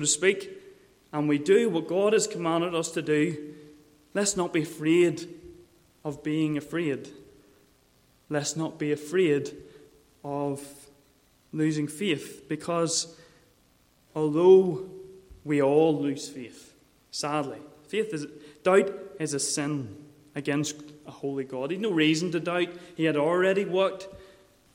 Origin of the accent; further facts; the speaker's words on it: Mourne area, Northern Ireland, United Kingdom; I grew up in the Mourne area around the harbours